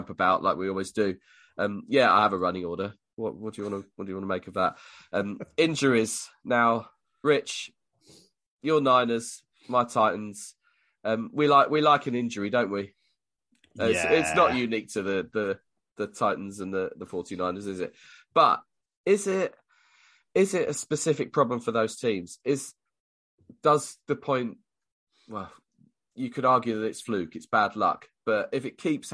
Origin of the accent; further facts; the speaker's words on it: United Kingdom; us Brits